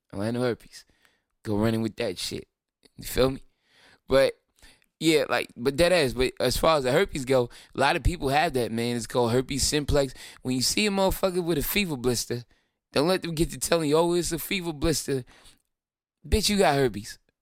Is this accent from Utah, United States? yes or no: no; Brooklyn, New York, United States; I'm from Brooklyn.